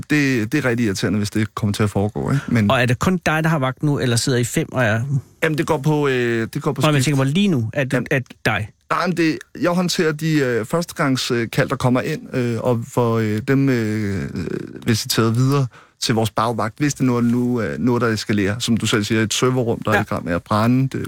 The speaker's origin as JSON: {"language": "Danish", "town": "Slagelse", "region": "Zealand", "country": "Denmark", "said": "Jeg er fra Slagelse."}